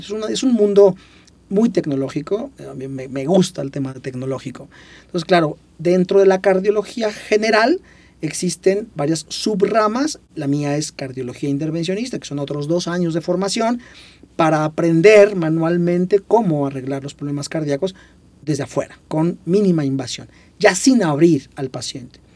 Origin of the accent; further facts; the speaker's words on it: Puebla, Mexico; yo soy de Puebla